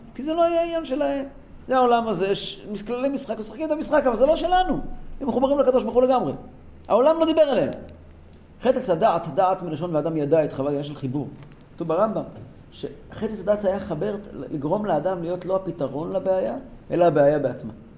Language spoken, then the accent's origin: Hebrew; Tehran, Tehran Province, Iran; moved away; ואצלנו בטהרן